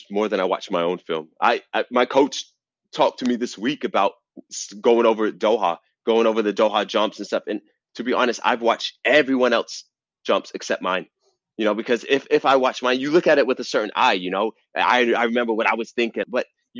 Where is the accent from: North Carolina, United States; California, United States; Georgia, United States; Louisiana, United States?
Georgia, United States; Atlanta; I'm from Atlanta, Georgia